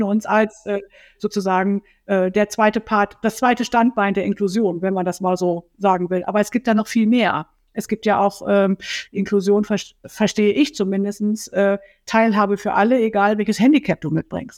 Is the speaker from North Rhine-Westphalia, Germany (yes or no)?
yes; North Rhine-Westphalia, Germany; moved away as an adult; now in Kiel, Germany; ich komme ursprünglich aus Nordrhein-Westfalen